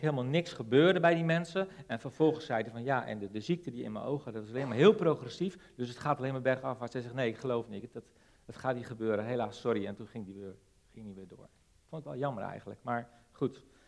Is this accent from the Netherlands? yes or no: yes; Netherlands